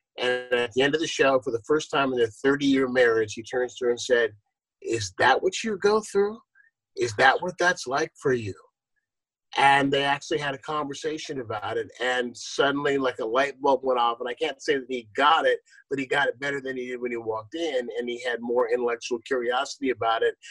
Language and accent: English; San Leandro, California, United States; also born or lived in Akron, Ohio; growing up in San Leandro, when San Leandro was 99.99% white